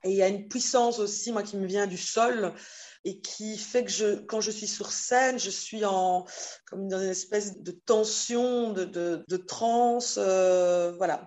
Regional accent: Belgium; je suis née en Belgique, c'est ma terre de, de vie

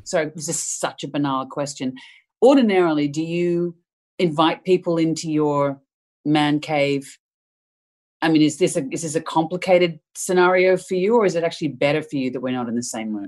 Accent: Melbourne, Victoria, Australia; moved away; I grew up in Melbourne

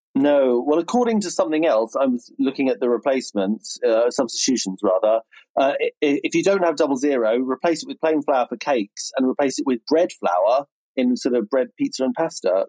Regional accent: Berkshire, South East England, United Kingdom; accent: nice middle class southern accent; Reading accent; I grew up in Berkshire, and my family speak in a relatively you know, for the area, a relatively posh way

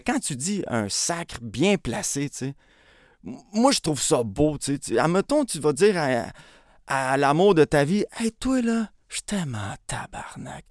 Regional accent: Montreal, Quebec, Canada; je suis né à Montréal. Euh, j'ai un frère jumeau. Je suis né dans le quartier à Montréal-Saint-Michel

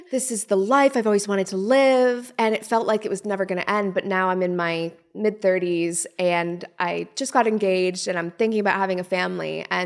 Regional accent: Canada; So, from under the age of, say, 10, it was me, my mom, my brother. We lived in this little teeny tiny house.

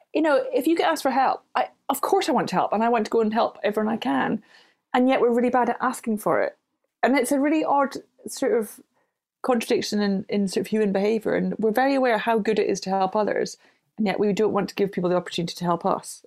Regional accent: Glasgow, Scotland, United Kingdom; I grew up in Glasgow

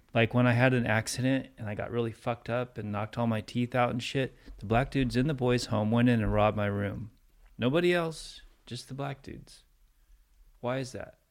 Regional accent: Santa Monica, California, United States; I was born in America. Like, third generation Santa Monica

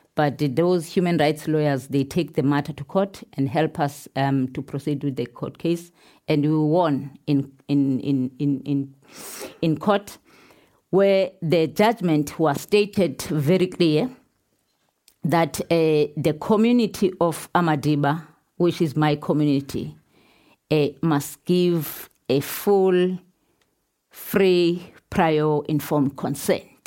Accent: Pondoland, Eastern Cape, South Africa; I'm coming from Pondoland. Pondoland, eh, in South Africa is in south of Durban.

